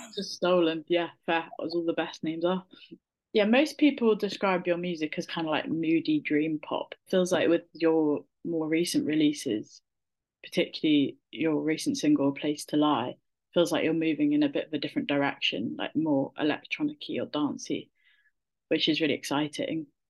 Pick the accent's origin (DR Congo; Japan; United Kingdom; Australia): United Kingdom; Somerset, South West England; I grew up in Somerset